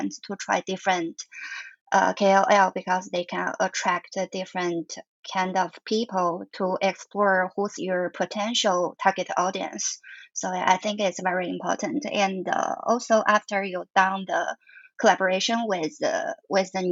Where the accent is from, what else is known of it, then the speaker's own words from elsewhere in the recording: Gansu, China; now in Shanghai, China; I grew up in Gansu.